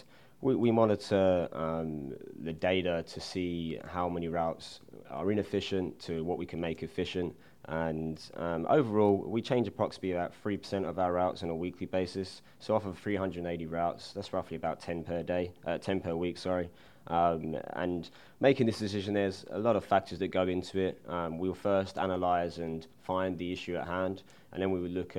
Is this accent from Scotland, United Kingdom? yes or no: no; London, United Kingdom; moved away as an adult; now in Indianapolis, United States; I'm originally from London, England. I moved over to Indianapolis in 2010 and attended Butler University.